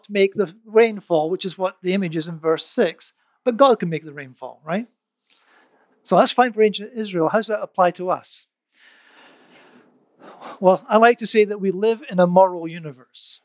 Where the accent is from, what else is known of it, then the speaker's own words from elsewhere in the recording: United Kingdom; I'm British